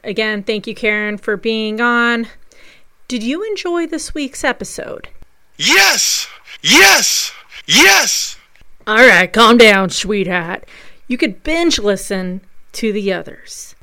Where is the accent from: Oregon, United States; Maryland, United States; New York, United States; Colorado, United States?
Colorado, United States; moved away; Colorado's my home state. I go I live there part time.